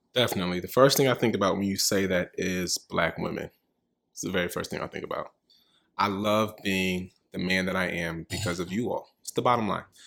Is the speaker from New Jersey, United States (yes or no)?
no; Richmond, California, United States; now in New York, United States; I'm from Richmond, California.